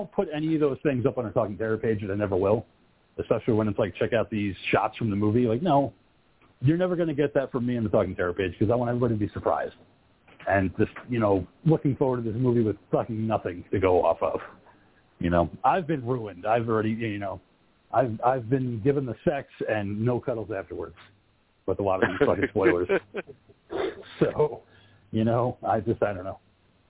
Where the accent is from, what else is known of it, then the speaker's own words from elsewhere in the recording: New Jersey, United States; I was from Jersey. You are obligated to wear at least one pair.